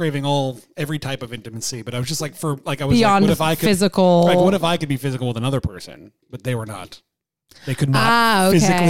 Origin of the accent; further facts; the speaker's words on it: Connecticut, United States; also born or lived in Long Island, New York; My whole family's from like the Bronx. I was born in Long Island, moved to Connecticut when I was a little kid.